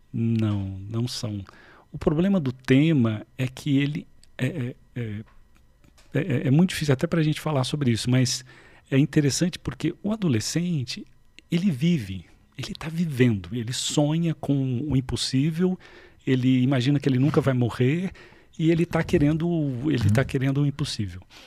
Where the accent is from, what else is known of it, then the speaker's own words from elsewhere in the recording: Varginha, Minas Gerais, Brazil; moved away; lá em Vardinha, né? Eu sou, eu sou lá do sul de Minas, a famosa terra